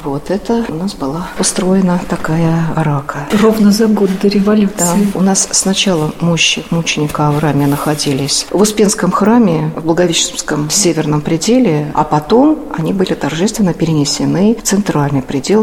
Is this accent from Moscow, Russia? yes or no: yes; Moscow, Russia; moved away as an adult; now in Vladimir, Russia; Я вообще родилась и выросла в Москве